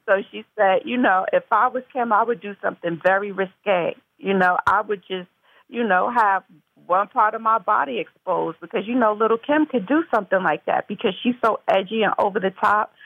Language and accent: English; Mount Vernon, New York, United States; I'm from Mount Vernon, New York originally, which is uh, Westchester County, the suburbs, and um, um, born and raised